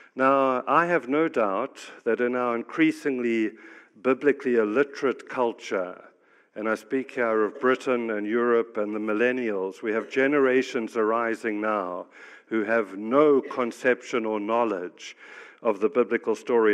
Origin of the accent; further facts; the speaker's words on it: South Africa; moved away; I'm actually African. I grew up in South Africa. I've lived around the world